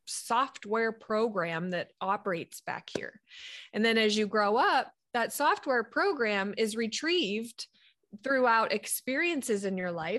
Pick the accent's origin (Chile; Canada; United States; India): United States; Sharon, Pennsylvania; now in Fort Mill, South Carolina, United States; my home hometown is Sharon, Pennsylvania